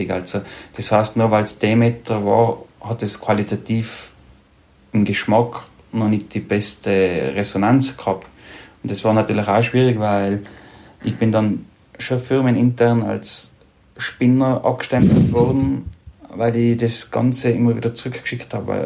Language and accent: German; Tyrol, Austria; wenn ich als Tiroler dickes Fell habe, ist mir sehr vieles dann doch sehr nahe gegangen.